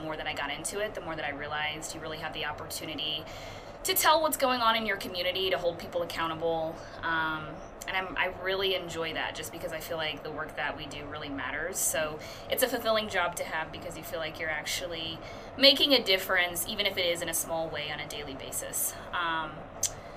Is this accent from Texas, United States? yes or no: no; Indianapolis, Indiana, United States; moved away as an adult; also born or lived in Carmel, Indiana / Madrid, Spain; now in El Paso, United States; I technically grew up in Indianapolis, but my parents moved to Carmel when I was probably in, like, fifth grade